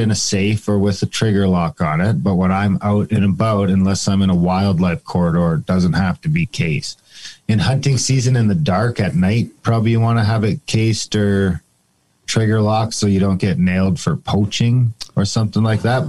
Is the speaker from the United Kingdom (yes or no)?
no; Canada